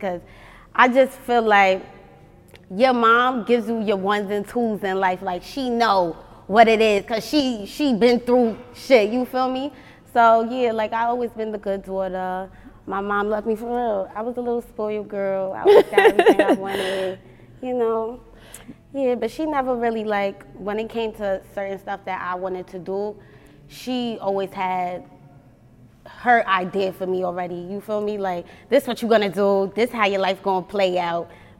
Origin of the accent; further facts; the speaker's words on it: New York City, New York, United States; moved away as an adult; now in Atlanta, United States; I'm from Staten Island.